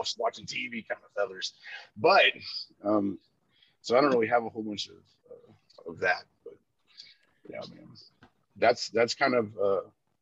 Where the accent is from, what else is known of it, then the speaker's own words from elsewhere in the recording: Corpus Christi, Texas, United States; now in Dallas, United States; I grew up in Corpus Christi on the beach, you know, Padre Island area